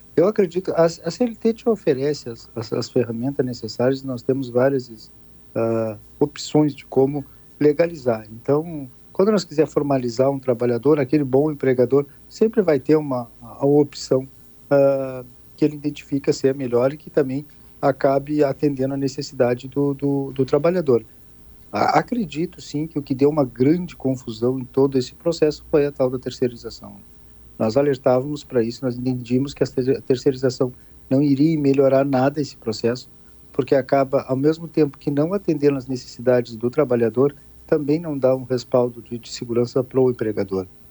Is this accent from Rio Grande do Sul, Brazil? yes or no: yes; Arroio Grande, Rio Grande do Sul, Brazil; Nós saímos de uma região de fronteira, que é onde é a minha casa, eu sou daqui de, de Arroio Grande